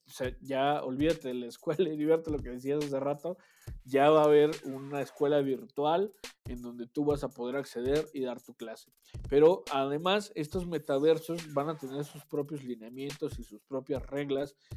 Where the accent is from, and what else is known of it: Mexico